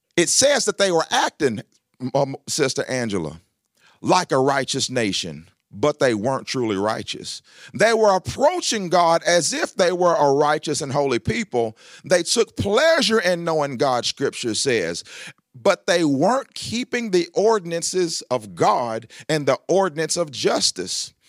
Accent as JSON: {"language": "English", "town": "Lebanon", "region": "Tennessee", "country": "United States", "tie": "born or raised there", "said": "I grew up here in Lebanon, Tennessee."}